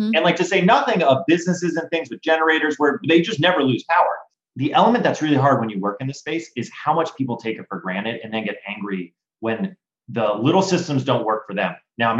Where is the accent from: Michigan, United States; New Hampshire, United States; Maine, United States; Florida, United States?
Florida, United States; I grew up in Florida, right?